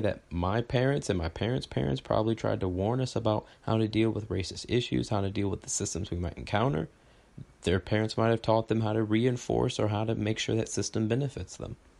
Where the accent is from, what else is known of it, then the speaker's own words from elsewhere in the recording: Texas, United States; I grew up in Texas